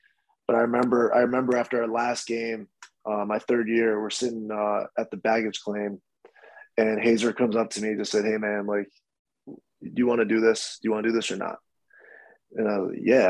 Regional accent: Rochester, New York, United States; growing up in Rochester

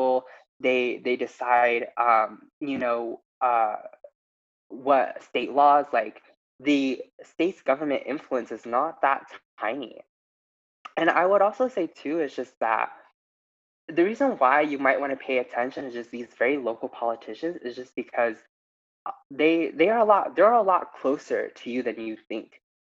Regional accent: New Mexico, United States; I'm from New Mexico, and we were one of the states where, at least in this election, we were able to elect all three members of our representatives that were all women of color.

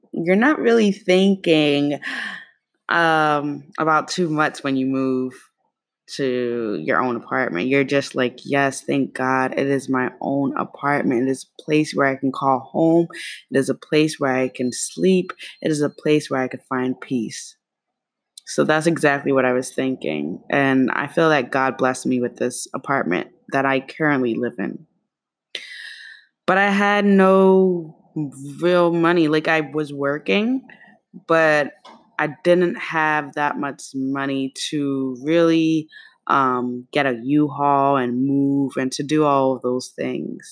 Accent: New York City, New York, United States; also born or lived in East Harlem, New York City; I'm from Kew Garden, Queens, and Harlem, East Harlem, where I now live, is very different from Kew Garden, Queens

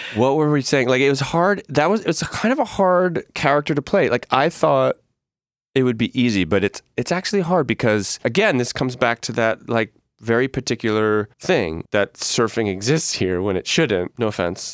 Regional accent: Northeast, United States; moved away; also born or lived in New York; I'm from the Northeast

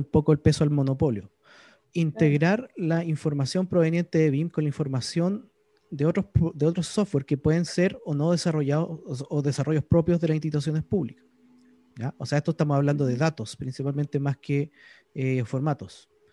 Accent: Chile; Yo, como soy chileno

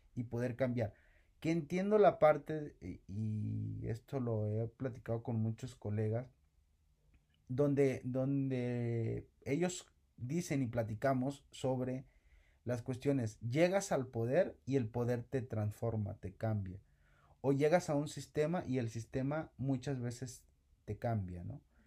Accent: Mexico

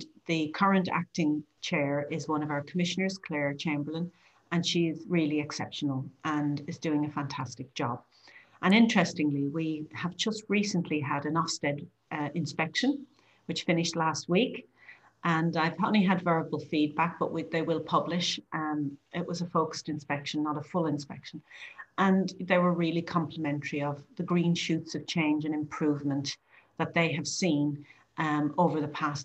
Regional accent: Ireland; now in United Kingdom; I am an Irish person

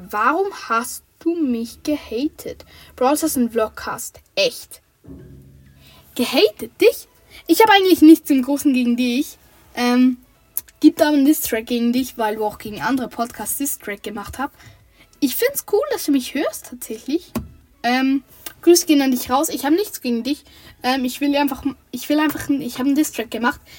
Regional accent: St. Gallen, Switzerland; born there; Aus der Schweiz. Also ich bin in der Schweiz geboren. Ich sage jetzt mal, in der Schweiz haben wir statt Bundesländer, Kantone und ich bin im Kanton St. Gallen geboren.

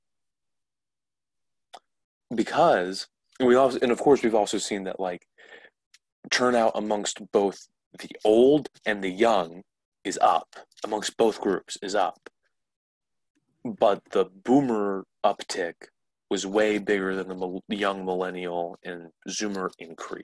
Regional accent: New Jersey, United States; I'm from New Jersey, Cory Booker's always on my mind because he's my state's senator.

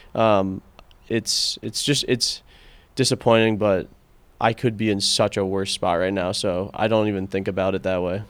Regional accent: Connecticut, United States; moved away as an adult; also born or lived in Washington, D.C.; now in Boulder, United States; I'm from Connecticut

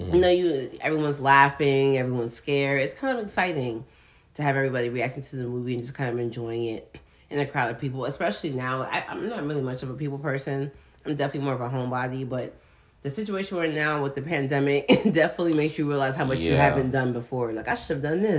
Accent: New York, United States; I'm from New York

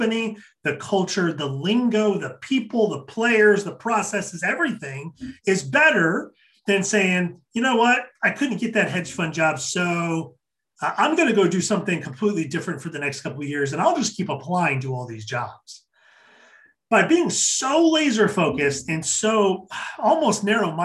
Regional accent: Kennewick, Washington, United States; Kennewick, Washington. Shout out to my hometown

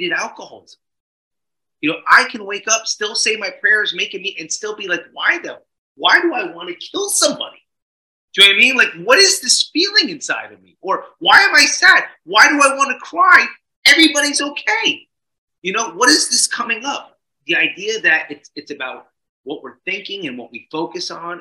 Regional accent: New Jersey, United States; I was growing up in Jersey

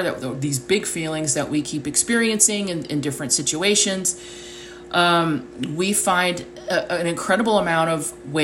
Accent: United States; the way I was raised in the United States at a certain time in history

